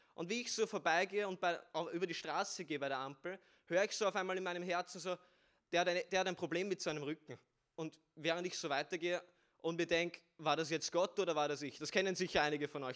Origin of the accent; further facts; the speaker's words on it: Vienna, Austria; ich bin aus Wien bin 17 Jahre alt